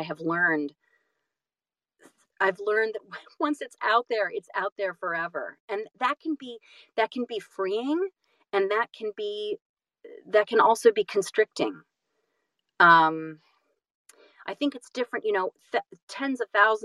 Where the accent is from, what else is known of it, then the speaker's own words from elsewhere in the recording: California, United States; also born or lived in Boston / New York City / Los Angeles; I'm from California